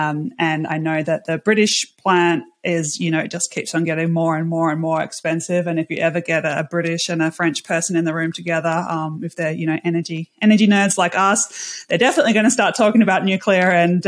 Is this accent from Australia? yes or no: yes; Australia; And I think in Australia, I'm Australian, I'm in a slightly different situation when we don't have nuclear.